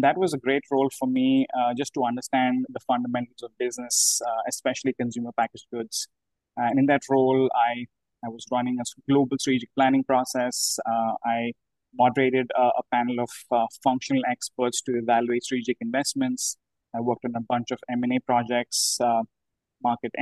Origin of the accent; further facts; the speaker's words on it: India; moved away; I'm from India originally